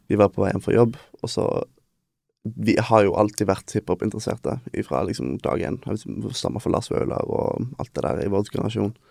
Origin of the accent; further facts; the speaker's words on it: Bergen, Vestland, Norway; also born or lived in Denmark; dette her er der vi er fra